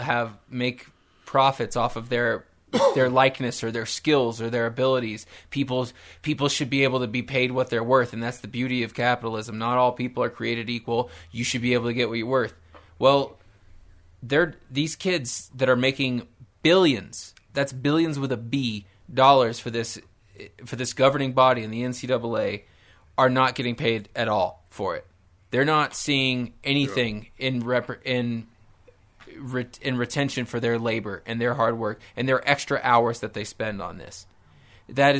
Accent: Nebraska, United States; I come from Nebraska

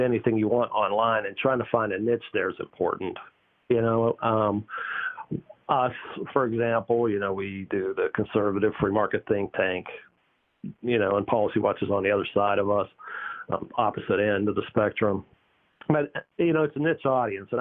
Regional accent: Pittsburgh, Pennsylvania, United States; now in North Carolina, United States; I grew up in Pittsburgh

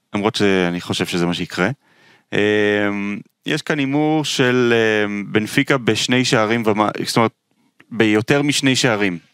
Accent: Israel; אני נולדתי בארץ

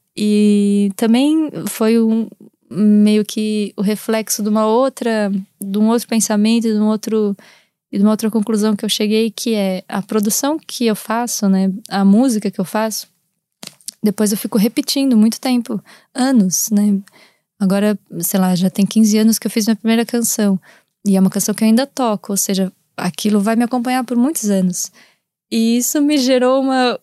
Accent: Brazil; moved away as an adult; also born or lived in Portugal; os meus traços que eu carrego por eu ser do Brasil e, enfim, e ter crescido lá e ser brasileira

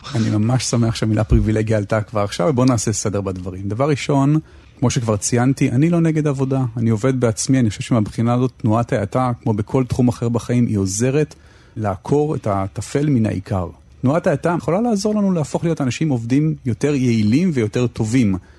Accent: Tel Aviv, Tel Aviv District, Israel; אני גדלתי כל חיי בתל אביב

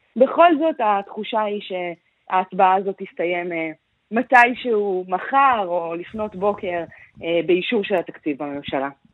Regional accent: Israel; אני גדלתי במקום שיש בו מגרש אה, בייסבול, ממש כאן בישראל

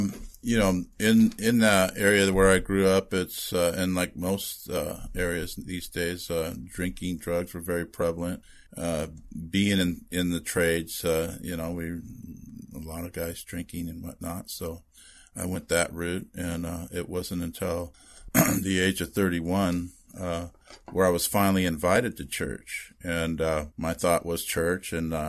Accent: Redondo Beach, California, United States; Born and raised and been here all my life. Yeah. I was born in the Valley, which if you're here, that's north of Los Angeles. And then we quickly, moved to the Redondo area.

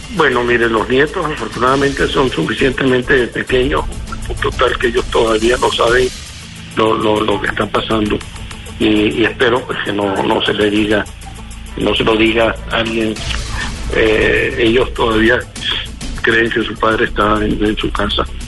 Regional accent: Venezuela; moved away; estoy lejos pero no estoy ausente y estoy muy orgulloso de mi pueblo

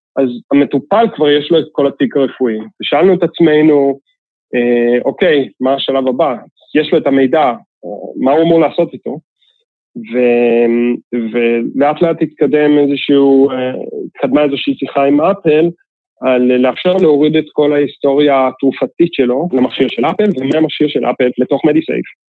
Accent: Israel; התרבות שלנו כישראלים

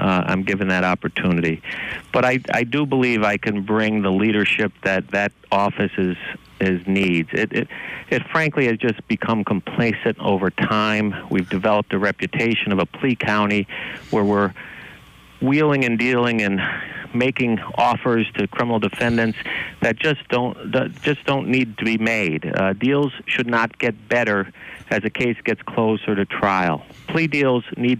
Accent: Moosic, Pennsylvania, United States; I was born and raised in the Lower Valley in Moosic, and I chose to raise my family there

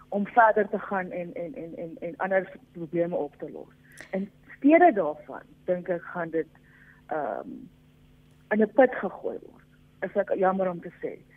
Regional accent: South Africa; as Afrikaners

